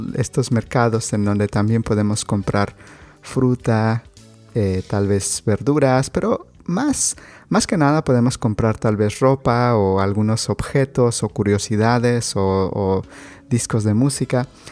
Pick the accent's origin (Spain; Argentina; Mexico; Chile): Mexico; en México tenemos juguetes artesanales